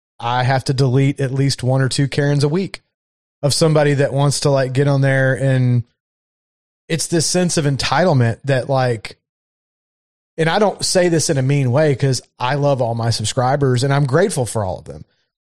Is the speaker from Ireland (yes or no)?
yes; Ireland; I'm from Ireland. That's our beer. So I can take your Guinness.